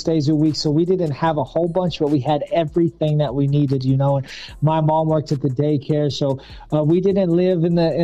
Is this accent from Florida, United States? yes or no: no; Pampa, Texas, United States; I grew up in Pampa, Texas, a small little country town